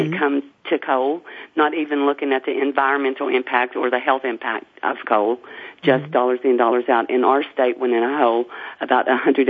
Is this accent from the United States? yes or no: yes; Harlan County, Kentucky, United States; So, I grew up in Harlan County